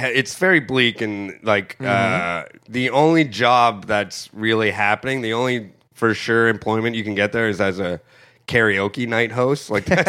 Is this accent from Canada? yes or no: yes; Sault Ste. Marie, Ontario, Canada; There's a statue of Wayne Gretzky premature ejaculating in my hometown.